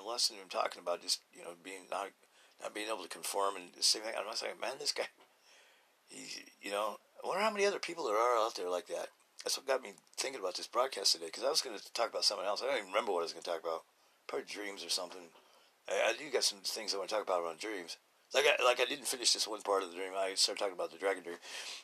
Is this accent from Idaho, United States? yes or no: yes; Idaho, United States; I'm from Idaho